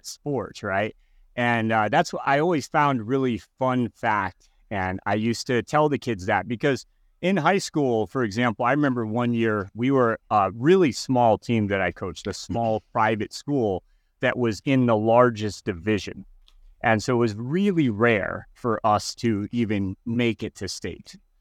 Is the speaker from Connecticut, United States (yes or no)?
yes; Connecticut, United States; I was growing up in Connecticut